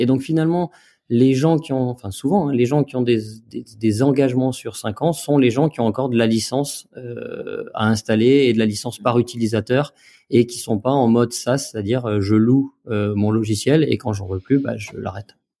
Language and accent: French; Jura, Bourgogne-Franche-Comté, France; en tant que jurassien euh, et franc-comtois fier de l'être